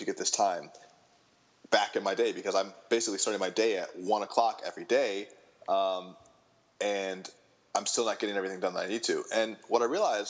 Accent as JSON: {"language": "English", "region": "Michigan", "country": "United States", "tie": "born or raised there", "said": "I grew up in Michigan"}